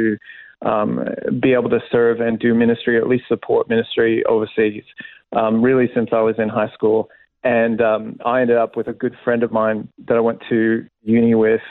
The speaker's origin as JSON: {"language": "English", "region": "Kentucky", "country": "United States", "tie": "born or raised there", "also_born_or_lived": "Illinois"}